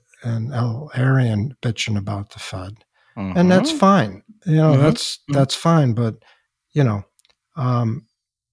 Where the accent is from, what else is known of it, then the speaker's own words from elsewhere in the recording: Chicago, Illinois, United States; my hometown, Chicago